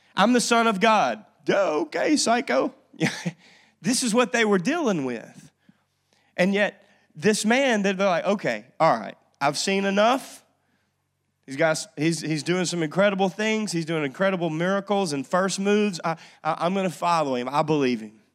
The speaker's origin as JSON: {"language": "English", "region": "North Louisiana", "country": "United States", "tie": "born or raised there", "said": "I grew up in North Louisiana"}